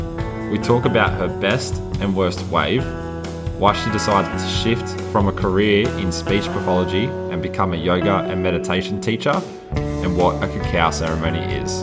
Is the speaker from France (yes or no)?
no; Camden, New South Wales, Australia; I grew up in Camden